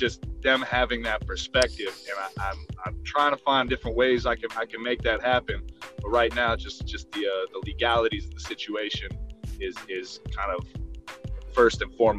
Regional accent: San Diego, California, United States; moved away as an adult; now in Fort Leonard Wood, United States; growing up in Southern California, is that multiculturalism, that growing up in a melting pot.

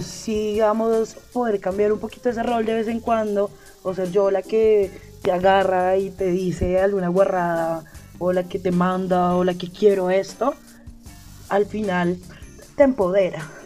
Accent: Bogotá, Colombia; also born or lived in Meta, Colombia; mi adolescencia la viví en un pueblo en el Meta, a Casillas. Yo soy de acá de Bogotá, pero me fui a hacer el bachillerato allá.

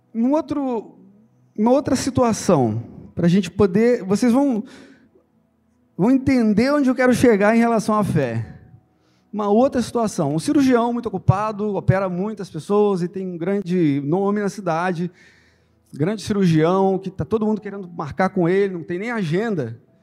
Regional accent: Santo Antônio de Pádua / Miracema area, Rio de Janeiro, Brazil; now in Cabo Frio, Brazil; lá do interior, lá, um, um, exemplo lá de onde eu sou, de Pádua, Miracema, aquela região lá

